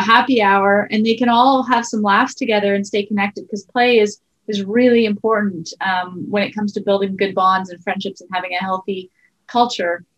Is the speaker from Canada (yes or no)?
yes; Sudbury, Ontario, Canada; we grew up in Sudbury